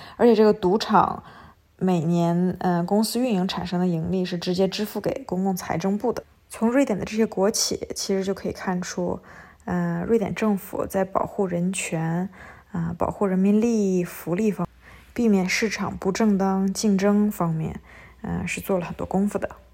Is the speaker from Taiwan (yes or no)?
no; China; 我们中国人